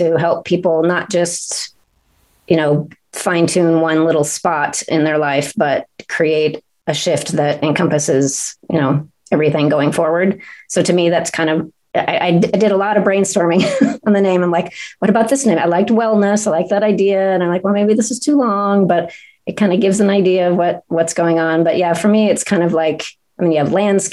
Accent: Aloha, Oregon, United States; now in Central Oregon, United States; I grew up in Alloa, outside of Portland

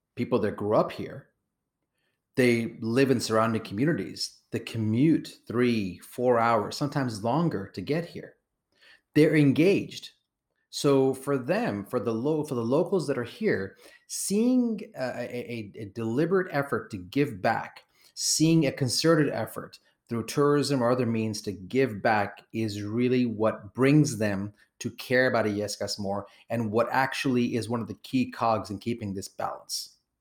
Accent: Kenya; I was born in Kenya.

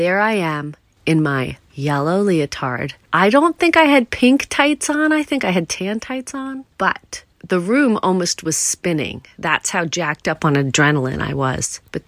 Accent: New York, United States; at Stony Brook University, not far from where I grew up on Long Island

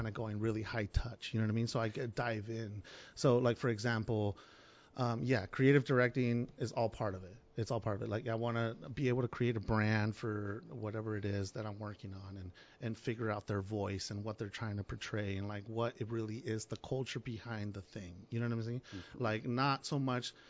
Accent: Tijuana, Baja California, Mexico; I was born in Tijuana, and my grandfather was a musician, and My earliest memories was hanging out with him

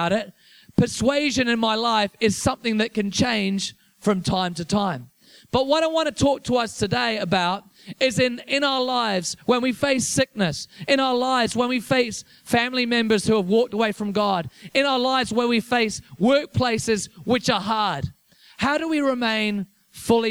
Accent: Liverpool, North West England, United Kingdom; also born or lived in Whanganui, New Zealand; now in Wellington, New Zealand; I'm from England originally, so I grew up in Liverpool

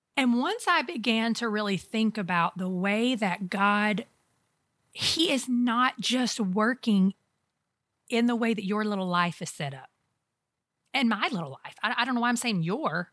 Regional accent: United States

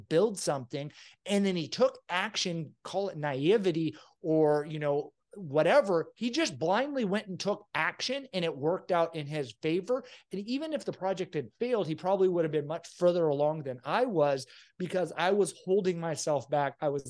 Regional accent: Venezuela; now in United States; I grew up in a socialist, like we were starving to death country of Venezuela, and we escaped with nothing.

